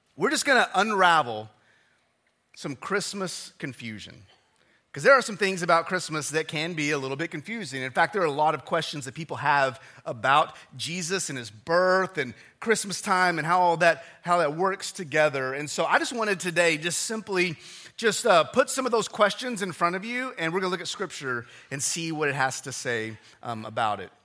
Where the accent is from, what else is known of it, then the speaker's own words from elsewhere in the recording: Odessa, Texas, United States; moved away; I grew up in Odessa, Texas